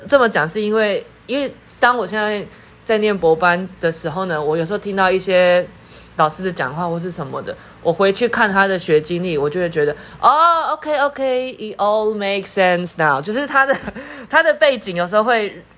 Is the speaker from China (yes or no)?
no; Taipei, Taiwan; 我是台北人